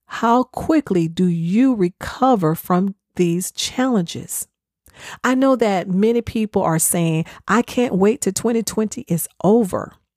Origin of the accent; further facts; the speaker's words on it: the South, United States; I'm from the South, so I know how we do sweet tea